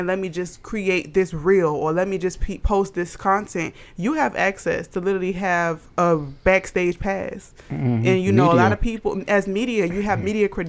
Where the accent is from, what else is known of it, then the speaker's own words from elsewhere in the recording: Savannah, Georgia, United States; moved away; my hometown